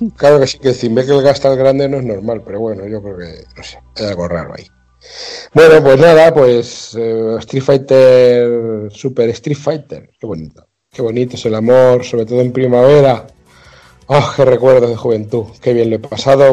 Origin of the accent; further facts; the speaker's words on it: Mota del Cuervo, Castilla-La Mancha, Spain; yo juego en mi pueblo, en Mota del Cuervo, un pueblo de Cuenca de 7.000 habitantes